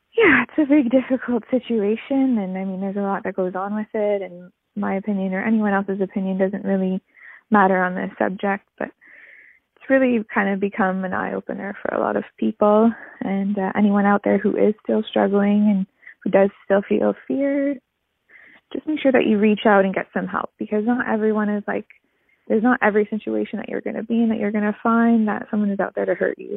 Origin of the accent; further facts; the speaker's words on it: Port Colborne, Ontario, Canada; now in Cape Breton, Canada; I'm calling from Cape Breton, originally from Port Colborne, Ontario, of all places.